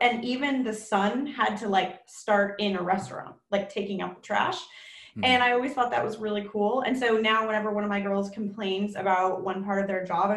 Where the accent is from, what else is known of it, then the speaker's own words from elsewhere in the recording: South Bay, California, United States; I grew up in the South Bay, so I'm totally a local South Bay kid